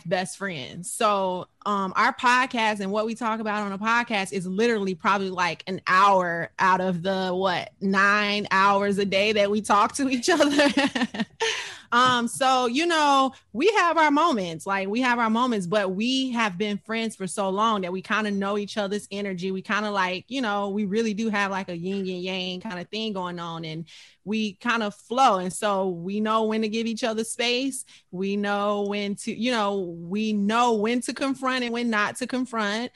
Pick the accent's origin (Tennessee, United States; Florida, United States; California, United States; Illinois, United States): Illinois, United States; Chicago; moved away; I'm originally from Chicago